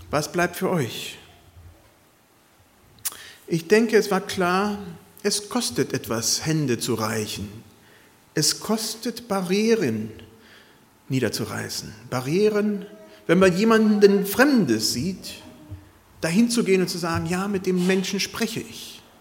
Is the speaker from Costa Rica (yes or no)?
yes; Costa Rica; es hat mich gewundert von Leuten, die ich als Kind in Costa Rica kannte